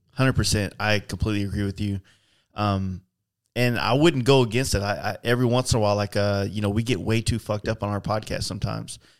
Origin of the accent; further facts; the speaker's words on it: Texas, United States; I'm a biker from Texas